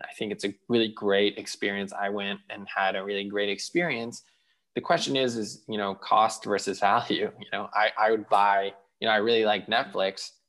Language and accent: English; Israel; moved away; I grew up in Israel